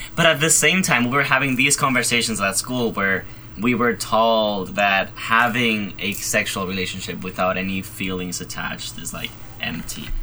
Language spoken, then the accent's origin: English; Madrid, Community of Madrid, Spain; moved away as an adult; now in Providence, United States; I am originally from Madrid, Spain